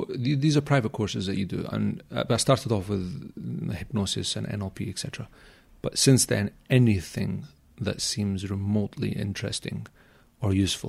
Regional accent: Glasgow, Scotland, United Kingdom; I grew up in Glasgow, yeah.

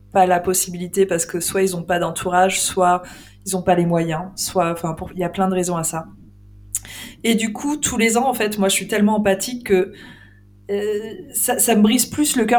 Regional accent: Île-de-France, France; also born or lived in Lorraine; j'ai grandi en Ile-de-France.

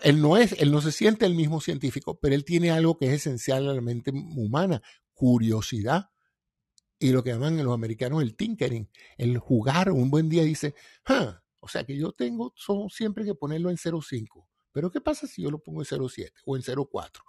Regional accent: Venezuela; todos somos venezolanos

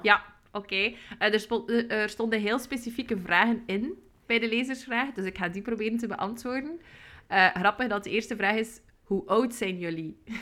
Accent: West Flanders, Belgium; now in Ghent, Belgium; ik woon in Gent, maar zoals je ongetwijfeld hoort, ben ik geboren in West-Vlaanderen.

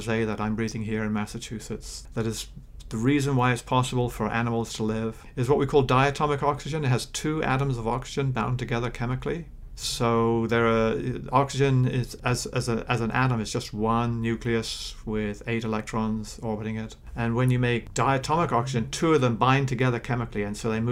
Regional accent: New Zealand; moved away; I grew up in New Zealand.

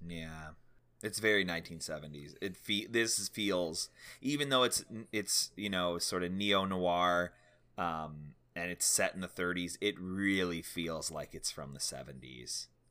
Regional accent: United States

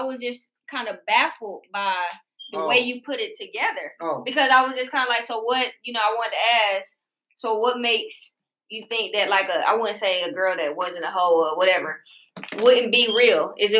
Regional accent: Decatur, United States; I'm from here.

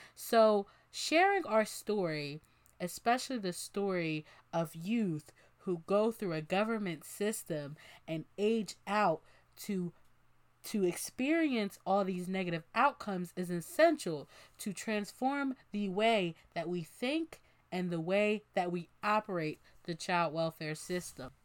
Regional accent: Bensalem, Pennsylvania, United States; moved away as an adult; now in Philadelphia, United States; I am from Ben Salem, Pennsylvania, and that is where I spent most of the time in foster care.

